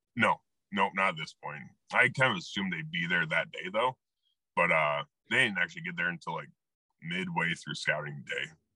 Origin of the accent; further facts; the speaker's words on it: Iowa, United States; also born or lived in Colorado / El Paso; I grew up shotgun hunting in Iowa